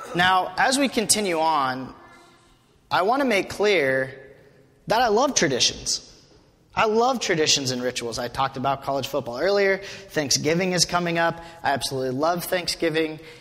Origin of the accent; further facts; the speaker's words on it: Wyoming, United States; moved away as an adult; I'm from Wyoming, grew up in Wyoming